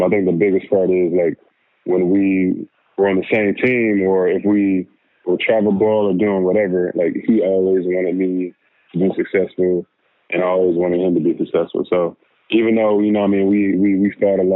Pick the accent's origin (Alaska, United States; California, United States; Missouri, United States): California, United States; the Valley; moved away as an adult; also born or lived in Philadelphia / Los Angeles; now in New Orleans, United States; I'm from California, from the Valley, Jacksonville, California. That's where my family still lives